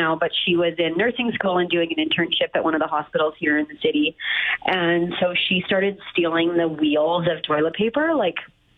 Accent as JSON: {"language": "English", "region": "Saskatchewan", "country": "Canada", "moved": "yes", "said": "we're all from Saskatchewan"}